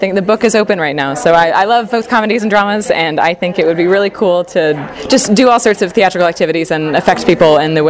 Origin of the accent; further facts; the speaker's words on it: Indianapolis, Indiana, United States; now in Irvine, United States; I'm from Indianapolis, Indiana.